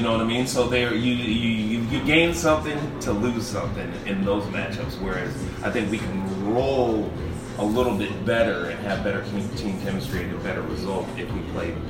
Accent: Philadelphia, Pennsylvania, United States; also born or lived in New York, United States; South Philly, literally where the stadium, the Eagles Stadium is right now. Growing up, I was always an Eagles fan

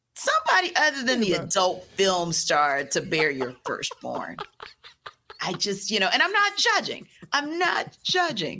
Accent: New Orleans, Louisiana, United States; moved away; I am from originally from New Orleans

